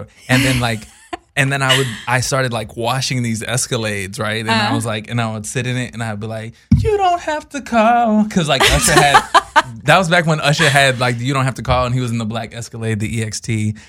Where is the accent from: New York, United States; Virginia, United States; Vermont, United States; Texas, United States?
Texas, United States; So I was raised in Texas, and I was helping my friend at a farm.